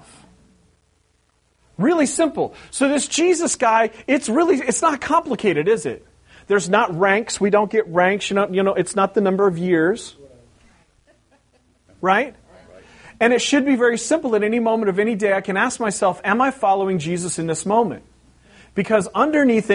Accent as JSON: {"language": "English", "region": "West Coast", "country": "United States", "moved": "yes", "said": "I'm from the West Coast"}